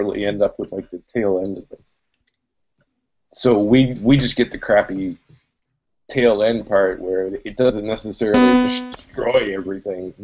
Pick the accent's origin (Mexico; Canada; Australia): Canada; also born or lived in Nova Scotia; I'm from Canada. It's always winter.